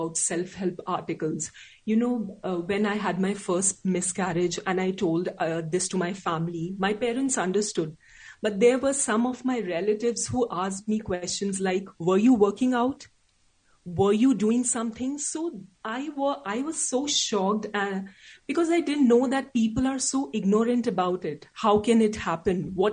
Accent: India; English is a second language; I'm an Indian

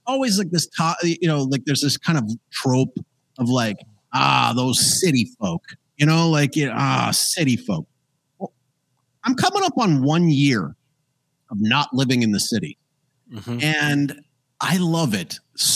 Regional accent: Calgary, Alberta, Canada; now in Paraguay; I grew up in Calgary, Alberta, Canada

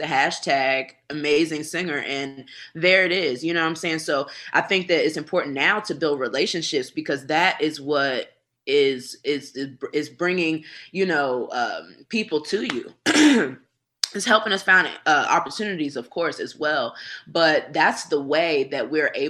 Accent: Washington, District of Columbia, United States; moved away as an adult; now in Dallas, United States; I love my hometown. I do. I love DC.

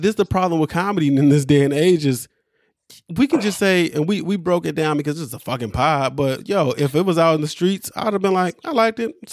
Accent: Brooklyn, New York, United States; I, I grew up in Brooklyn. I got my ass jumped.

